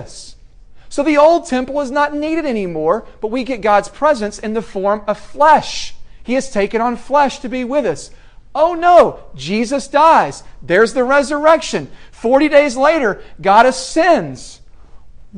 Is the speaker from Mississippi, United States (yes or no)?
no; Middle Tennessee, United States; moved away; I'm from Middle Tennessee. When I go back there, I love it.